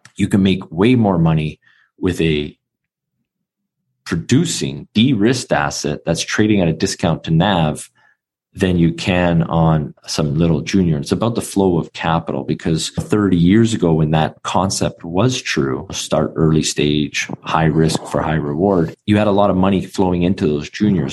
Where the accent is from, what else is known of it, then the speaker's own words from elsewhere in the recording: Vancouver, British Columbia, Canada; being born and raised in Vancouver, Canada